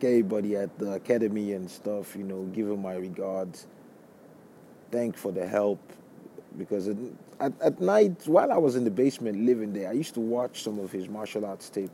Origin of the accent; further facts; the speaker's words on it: Lagos, Nigeria; moved away as an adult; also born or lived in Brooklyn, New York; now in United States; where I grew up in Lagos State in Nigeria